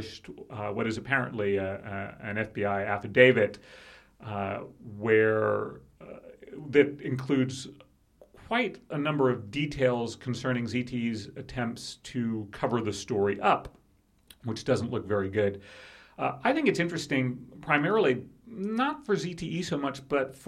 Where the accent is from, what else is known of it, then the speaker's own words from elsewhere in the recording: California, United States; When I grew up in California